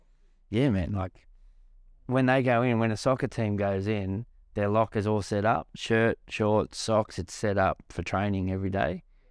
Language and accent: English; Australia; even me, mate, like being an Australian kid, to not know some of the stuff I now know, was it's horrible to think that how people were treated in our country